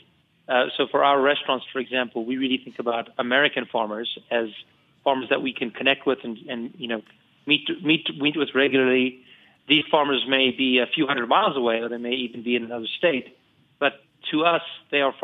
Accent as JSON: {"language": "English", "country": "South Africa", "also_born_or_lived": "California / New York", "moved": "yes", "lives_now": "Boulder, United States", "said": "I come from South Africa. I'm an immigrant"}